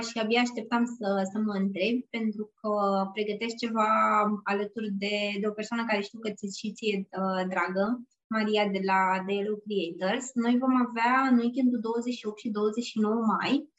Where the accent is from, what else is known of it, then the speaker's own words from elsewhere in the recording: Bucharest, Romania; eu sunt din București